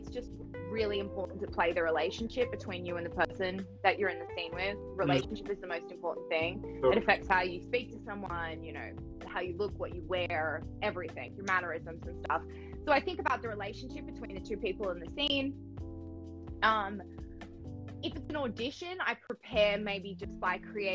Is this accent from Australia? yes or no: yes; Australia; now in Los Angeles, United States; I'm Australian, I live